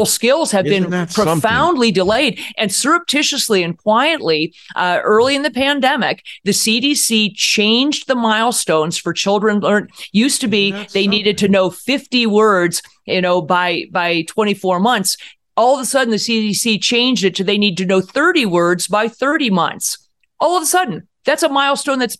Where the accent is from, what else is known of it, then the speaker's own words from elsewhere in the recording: Cleveland, Ohio, United States; I'm from Cleveland.